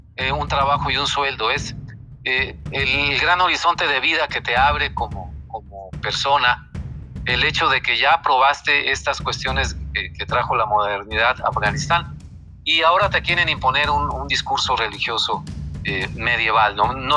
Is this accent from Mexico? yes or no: yes; Mexico; como mexicanos